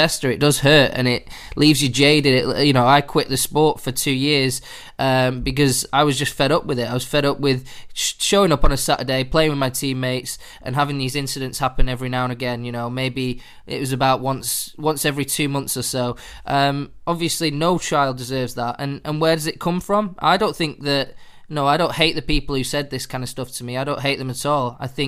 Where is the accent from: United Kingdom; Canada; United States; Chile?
United Kingdom; Manchester, North West England; I'm from Manchester, so I played for a team called Swinton Boys, a small town in Salford